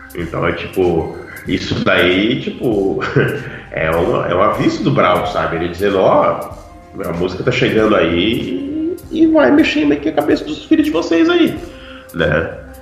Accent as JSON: {"language": "Portuguese", "town": "Porto Alegre", "region": "Rio Grande do Sul", "country": "Brazil", "tie": "born or raised there", "moved": "as an adult", "lives_now": "Pelotas, Brazil", "said": "Daí eu saí de Porto Alegre e vim morar em Pelotas pra estudar"}